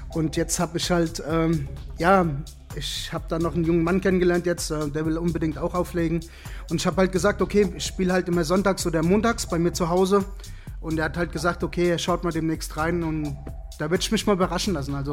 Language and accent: German; Seligenstadt, Hesse, Germany; ich bin 44 Jahre alt, ich komme aus Seligenstadt bei Hessen